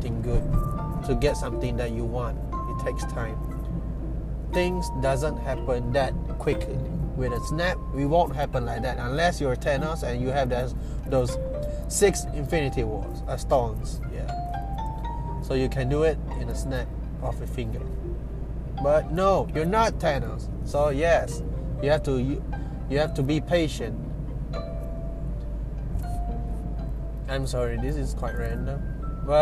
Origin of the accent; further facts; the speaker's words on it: Sibu, Sarawak, Malaysia; I'm from Cebu, Sarawak, which is located in Malaysia.